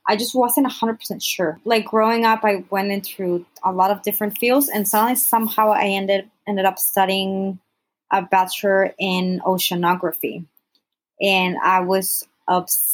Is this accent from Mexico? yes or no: yes; Mexico; also born or lived in United States; I'm originally from Mexico. I was born in the U.S., so like grew up in Mexico, Mexican family and everything